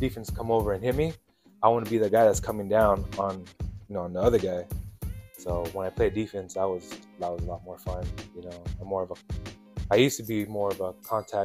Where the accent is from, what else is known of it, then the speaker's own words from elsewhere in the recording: Coachella, California, United States; also born or lived in Ontario, California / Rancho Cucamonga, California; I grew up in Coachella, in the valley my whole life